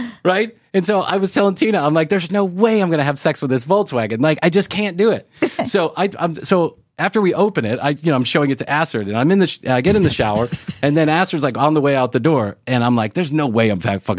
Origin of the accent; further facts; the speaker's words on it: Chicago, Illinois, United States; I am an Irish boy from Chicago